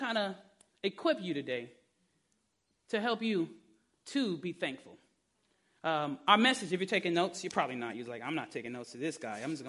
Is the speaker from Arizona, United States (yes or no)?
no; Detroit, Michigan, United States; I'm from Detroit